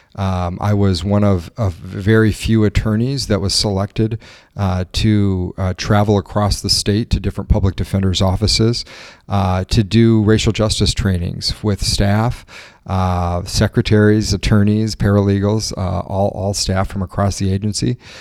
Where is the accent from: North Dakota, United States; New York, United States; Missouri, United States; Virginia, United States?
Missouri, United States; northeast; now in Milwaukee, United States; I grew up in a, a farming community in very rural, kind of northeast Missouri